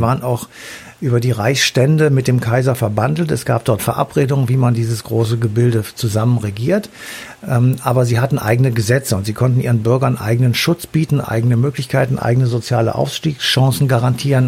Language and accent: German; Germany